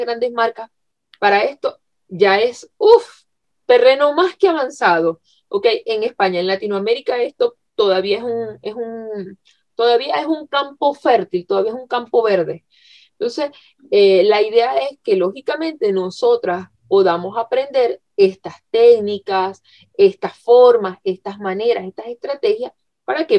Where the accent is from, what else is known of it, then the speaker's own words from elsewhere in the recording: Venezuela; moved away; yo en Venezuela soy periodista de carrera, periodista egresada. Eh, bueno, en mi país llegué a hacer, a trabajar en radio